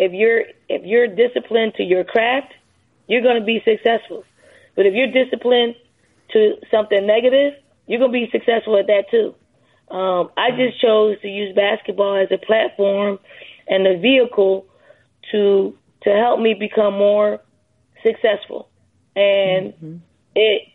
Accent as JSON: {"language": "English", "town": "Philadelphia", "region": "Pennsylvania", "country": "United States", "tie": "born or raised there", "said": "growing up in Philly"}